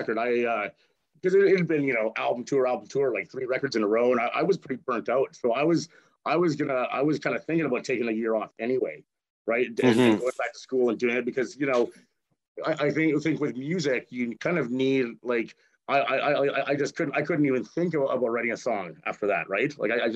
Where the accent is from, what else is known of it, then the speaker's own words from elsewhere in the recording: Edmonton, Alberta, Canada; I grew up in Edmonton. Like I've been here basically my whole life.